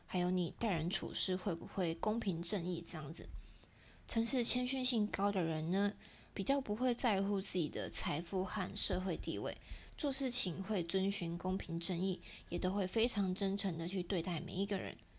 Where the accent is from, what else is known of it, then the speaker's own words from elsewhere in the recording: Taiwan; 对我们台湾人来说更贴近我们一点